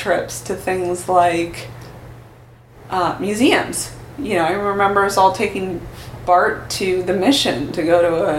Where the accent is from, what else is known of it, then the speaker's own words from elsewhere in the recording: Oakland, California, United States; also born or lived in San Francisco / Daly City; I'm 43, and I am from Oakland, but I was born in San Francisco. We were there for a hot second and then moved to Oakland.